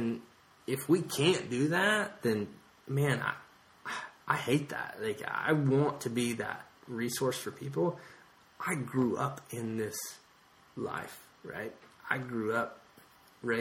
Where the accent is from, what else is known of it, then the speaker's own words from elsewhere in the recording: Texas, United States; I'm from Texas